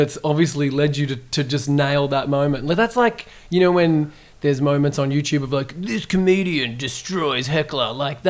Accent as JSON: {"language": "English", "town": "Geelong", "region": "Victoria", "country": "Australia", "tie": "born or raised there", "said": "Geelong, my hometown"}